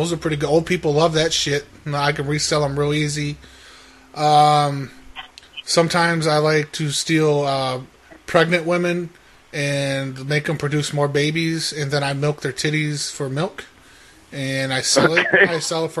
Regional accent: San Antonio, Texas, United States; I'm from Tonio.

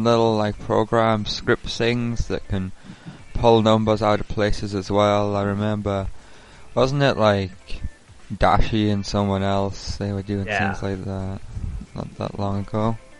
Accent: England, United Kingdom; Hello, I'm an English man. I'm English.

